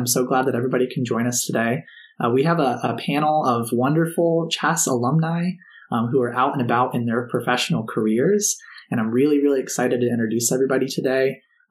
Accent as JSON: {"language": "English", "town": "Kernersville", "region": "North Carolina", "country": "United States", "tie": "born or raised there", "said": "I grew up near Kernersville"}